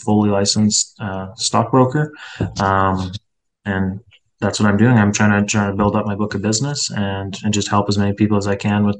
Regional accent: Edmonton, Alberta, Canada; my hometown

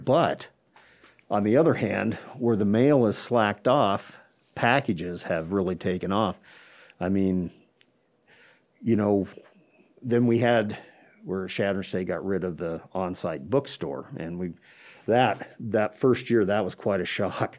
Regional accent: Chadron, Nebraska, United States; born and raised here in Shadron

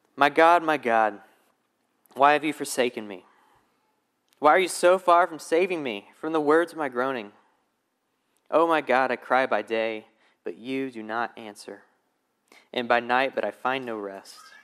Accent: Alabama, United States; now in Charlotte, United States; I'm originally from Alabama

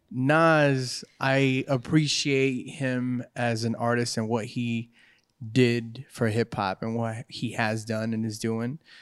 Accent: California, United States; I'm from Cali

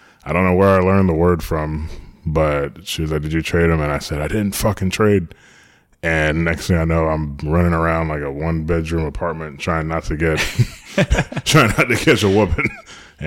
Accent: Orlando, Florida, United States; also born or lived in Long Island, New York; I grew up in New York for a little bit till I was about 8 with my sister. And then we moved down to Orlando when I was 8

